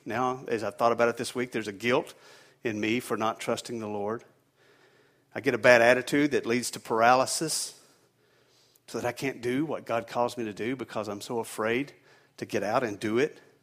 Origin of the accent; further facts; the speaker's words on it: the South, United States; now in New England, United States; I'm originally from the South, and we don't get these cold temperatures down there